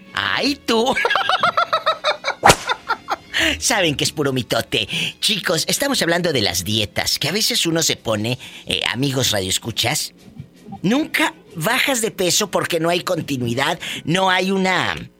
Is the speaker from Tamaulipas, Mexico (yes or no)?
yes; Matamoros, Tamaulipas, Mexico; mi paisana de Matamoros, Tamaulipas